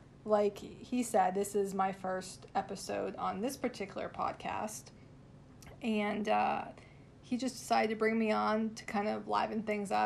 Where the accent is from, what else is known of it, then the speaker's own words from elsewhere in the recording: Boston, Massachusetts, United States; moved away; I'm like from the Boston area originally